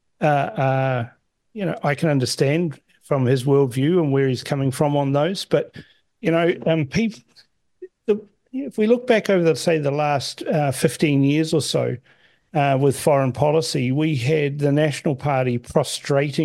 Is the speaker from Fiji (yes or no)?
yes; Fiji; now in New Zealand; I was born in Fiji.